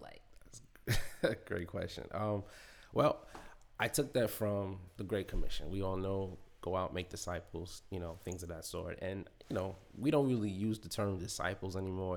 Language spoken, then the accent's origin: English; New York City, New York, United States; I'm from Queens